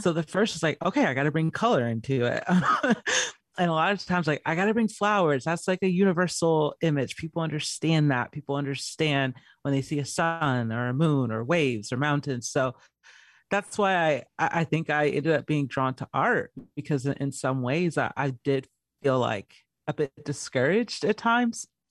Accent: Georgia, United States; also born or lived in California; now in Arizona, United States; I was born in California, raised in Georgia

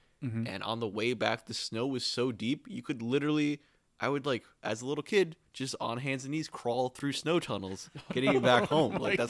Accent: Michigan, United States; moved away; When I was a kid and I lived in Michigan

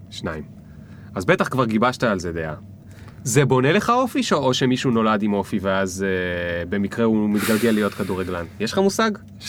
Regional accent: the Krayot, Haifa District, Israel; אני מהקריות

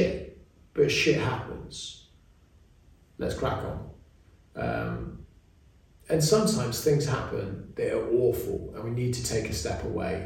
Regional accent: England, United Kingdom; we have as English people

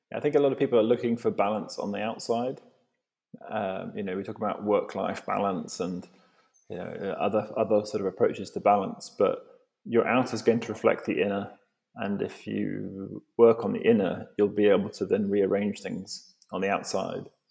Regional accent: Devon, South West England, United Kingdom; I grew up in in Devon

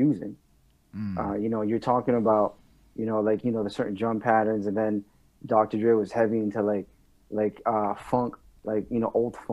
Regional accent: Laval, Quebec, Canada; first language French; English is a second language; also born or lived in Montreal; I was actually born and raised in Laval my entire life.

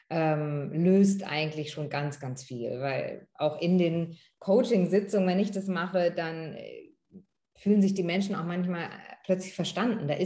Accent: Northern Germany, Germany; ich und meine Geschwister, wir sind äh, in Norddeutschland aufgewachsen und äh, zur Schule gegangen

